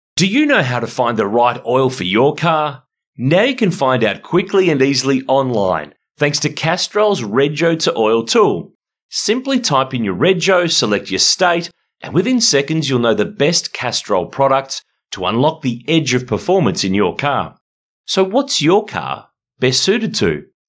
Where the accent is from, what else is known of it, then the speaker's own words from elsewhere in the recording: Ballarat, Victoria, Australia; moved away; We're both going home. We're both from Ballarat originally.